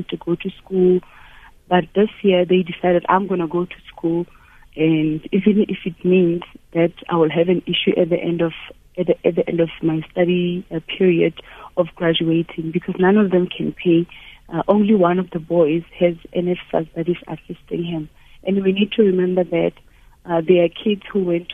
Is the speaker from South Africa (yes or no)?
yes; Thaba Nchu, Free State, South Africa; moved away; Growing up in Tabanchu